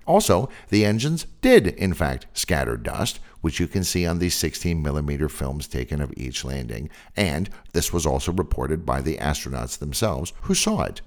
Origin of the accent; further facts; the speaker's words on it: San Francisco Bay Area, California, United States; I'm from the San Francisco Bay Area, and I grew up with daily, literally daily, earthquakes